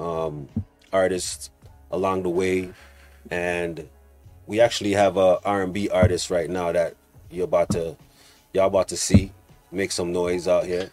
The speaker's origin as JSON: {"language": "English", "town": "Toronto", "region": "Ontario", "country": "Canada", "tie": "born or raised there", "said": "we're growing up in Rexdale"}